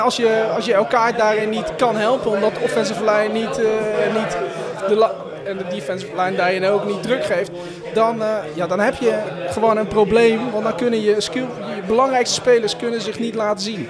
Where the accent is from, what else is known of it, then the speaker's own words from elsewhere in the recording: Gorinchem, South Holland, Netherlands; ik kom uit Gorkum.